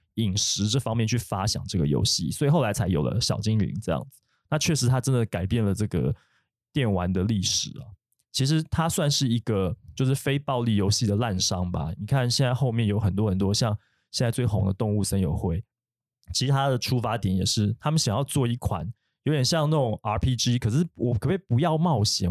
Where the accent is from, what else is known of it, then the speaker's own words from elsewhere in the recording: Taiwan; 我们台湾人